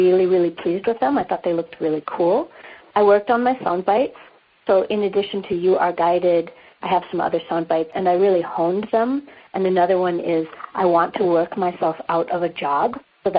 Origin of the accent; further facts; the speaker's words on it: United States; moved away as an adult; now in South Africa; It's not my country of birth. I am American. But I live here, and I'm going to live here for a long while yet.